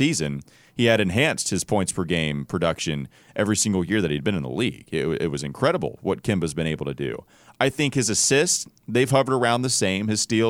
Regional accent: Catawba County, North Carolina, United States; accent: southern drawl; also born or lived in Indianapolis, Indiana; So I'm from Catawba County, which is about an hour north from here in Hickory, North Carolina.

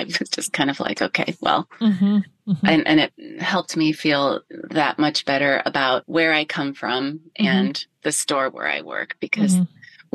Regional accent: Ohio, United States; moved away; growing up in Ohio before there were technical gloves and I ran cross country for high school

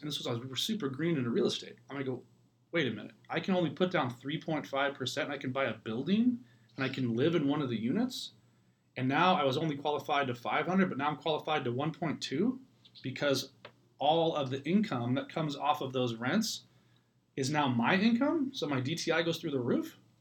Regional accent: Ireland; moved away; it's like my homeland. I'm Irish. I'm from there

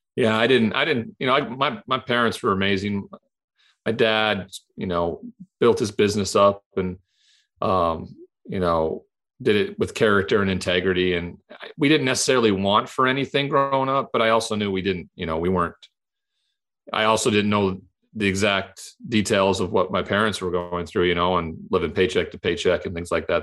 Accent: Montana, United States; the culture I grew up in in Montana where it was a cowboy culture

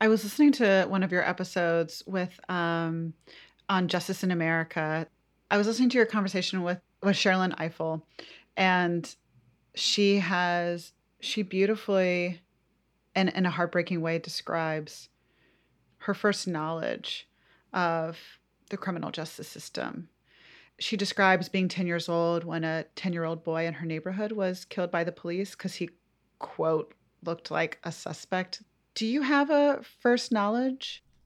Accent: Atlanta, Georgia, United States; Josie and I went to the same pre-K in Atlanta

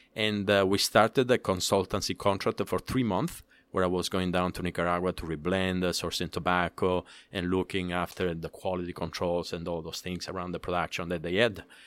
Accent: Palermo, Sicily, Italy; English is a second language; moved away as an adult; also born or lived in Dominican Republic; now in United States; I'm from Sicily, born and raised in Palermo.

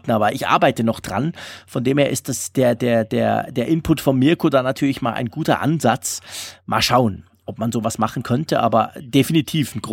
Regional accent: Sillenstede, Lower Saxony, Germany; Natürlich einen schönen Gruß an meine alte Heimat Sillenstede

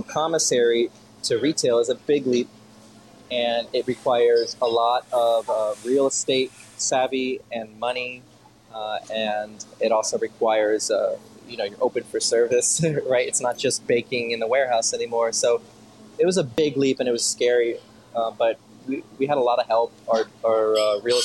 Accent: Kendall, Florida, United States; also born or lived in Miami; I'm from Kendall, down by the Hammocks. And then when I was a little bit older, around, 10 or so, we moved towards the Falls area

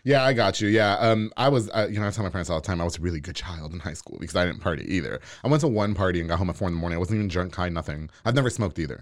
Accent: New York, United States; now in Waco, United States; I grew up in New York

